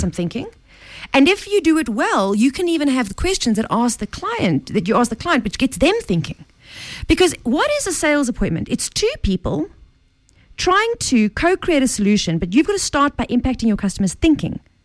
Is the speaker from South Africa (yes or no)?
yes; South Africa; I'm South African